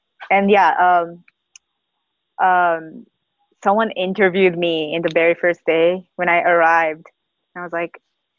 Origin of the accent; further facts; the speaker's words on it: Tokyo, Japan; moved away; I am from Tokyo, Japan.